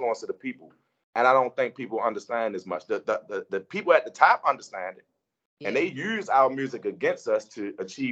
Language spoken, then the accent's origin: English; Baltimore, Maryland, United States; I'm an artist from Baltimore, born and raised in Baltimore, Maryland.